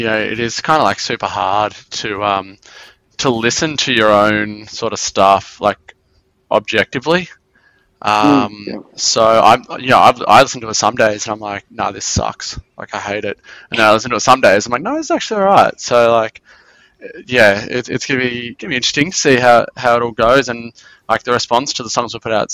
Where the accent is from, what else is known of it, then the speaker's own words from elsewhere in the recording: Belgrave, Victoria, Australia; I'm in Belgrave